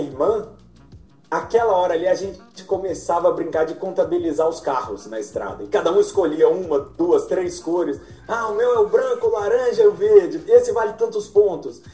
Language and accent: Portuguese; Belo Horizonte, Minas Gerais, Brazil; Eu sou de Minas